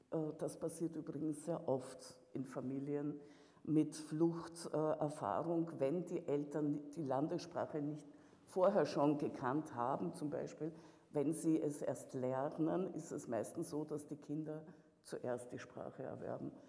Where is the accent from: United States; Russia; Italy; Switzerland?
Russia; now in Vienna, Austria; dass meine Heimat in dem Sinne äh, sich in einen unguten Krieg gestürzt hat. Du meinst diese hier auch? Nein, ich meine schon Russland